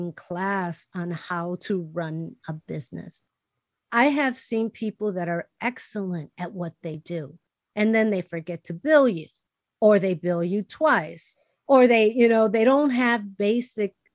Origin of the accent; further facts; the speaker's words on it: Chicago, Illinois, United States; English is a second language; I was born and raised in Chicago. We were poor